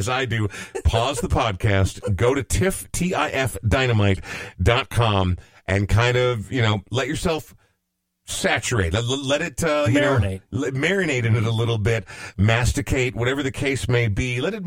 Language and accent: English; Coon Rapids, Minnesota, United States; I grew up in Coon Rapids, which was about as monochrome as you can imagine